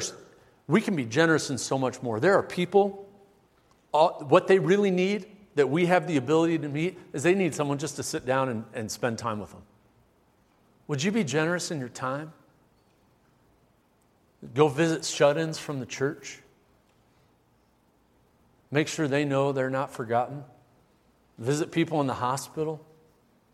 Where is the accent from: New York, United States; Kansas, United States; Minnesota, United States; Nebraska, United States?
Nebraska, United States; Omaha; Growing up in Omaha